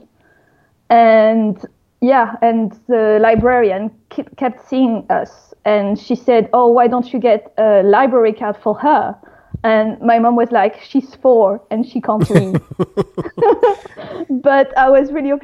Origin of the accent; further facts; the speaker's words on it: Paris, Île-de-France, France; English is a second language; moved away as an adult; now in London, United Kingdom; I'm French and I grew up and studied in Paris, but I've been based in London for the past 9 years